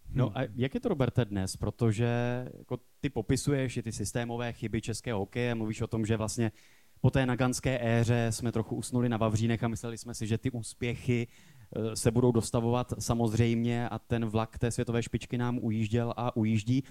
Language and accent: Czech; Ostrava, Moravian-Silesian Region, Czechia; to jsem já z Ostravy